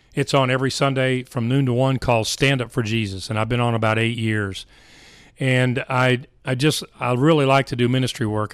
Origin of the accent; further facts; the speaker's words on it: Richardson, Texas, United States; I was raised in Richardson, Texas